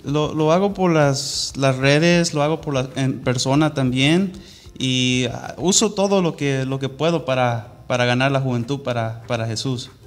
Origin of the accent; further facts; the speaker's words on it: Orange, California, United States; Spanish is a second language; also born or lived in Anaheim, California; nací en la ciudad de Orange, aquí en el condado de Orange